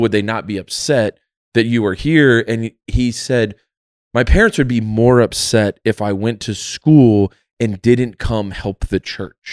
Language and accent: English; United States